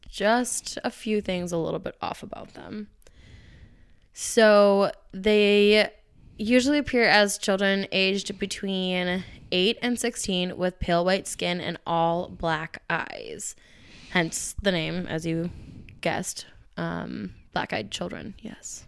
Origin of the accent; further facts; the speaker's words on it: Minnesota, United States; I've never left this dumb state